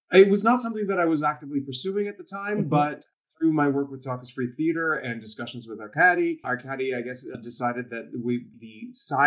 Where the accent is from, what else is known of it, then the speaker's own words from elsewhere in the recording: Ottawa, Ontario, Canada; moved away as an adult; also born or lived in Toronto; am originally from Ottawa, and I moved after a while.